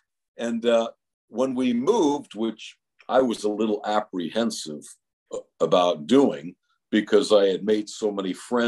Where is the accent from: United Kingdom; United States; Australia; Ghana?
United States; San Francisco, California; born or raised there; also born or lived in Los Angeles, California